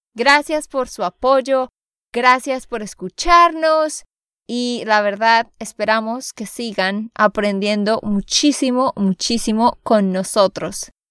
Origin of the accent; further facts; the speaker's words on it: Santander, Colombia; de Santander, Colombia